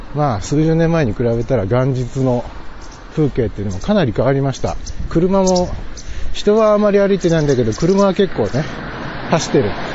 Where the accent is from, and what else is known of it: Toki, Gifu, Japan; born or raised there; now in Nagoya, Japan